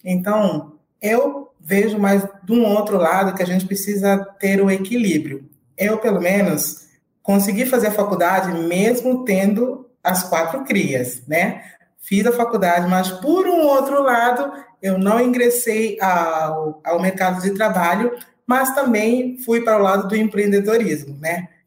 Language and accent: Portuguese; Angola; moved away as an adult; now in Brazil; uhum. sou angolana, eh, estou aqui no Brasil já há uns 12 anos